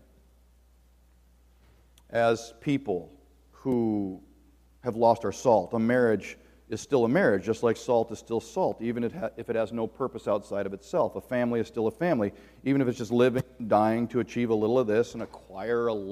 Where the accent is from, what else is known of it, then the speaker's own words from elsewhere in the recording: Southern California, United States; moved away as an adult; also born or lived in Nebraska; I grew up in Southern California in an incredibly broken home